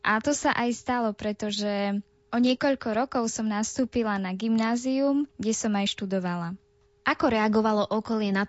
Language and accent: Slovak; Jastrabie nad Topľou, Prešov Region, Slovakia